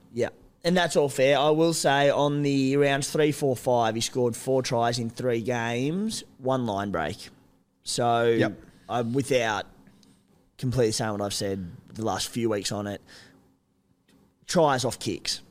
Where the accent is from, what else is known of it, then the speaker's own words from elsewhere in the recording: Cooma, New South Wales, Australia; moved away; I'm from Cooma